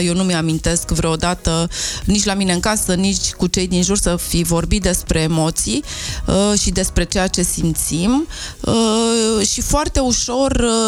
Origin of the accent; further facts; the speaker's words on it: Romania; noi ca români atât de mult ne place mâncarea